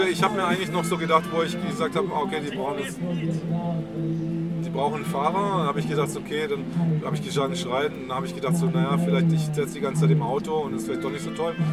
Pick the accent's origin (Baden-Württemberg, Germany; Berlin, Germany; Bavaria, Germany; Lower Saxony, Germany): Berlin, Germany; Das als Berliner ist auch verdammt schwer, weil du, du rollst ja nicht so vorne.